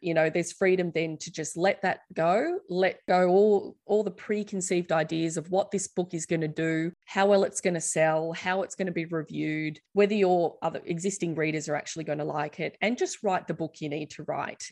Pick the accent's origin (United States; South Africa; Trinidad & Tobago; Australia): Australia; us as Australian teens